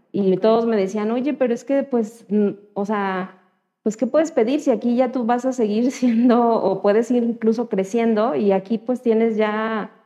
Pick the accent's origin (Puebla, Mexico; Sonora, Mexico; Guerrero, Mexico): Guerrero, Mexico; Chilpancingo; soy nacida en Guerrero, en Chilpancingo, Guerrero. Y ahí estudié mi carrera